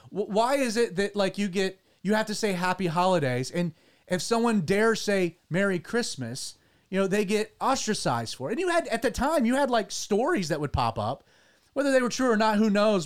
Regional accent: United States; as an American

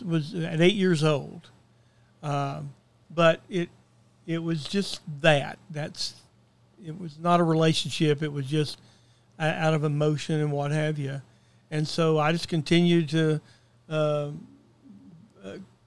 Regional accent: Chattanooga, Tennessee, United States; I grew up in Chattanooga, Tennessee, and I moved there when we were about four.

